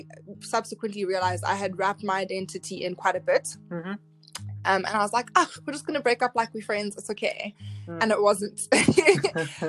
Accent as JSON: {"language": "English", "country": "South Africa", "tie": "born or raised there", "said": "I was raised by a single mother in South Africa."}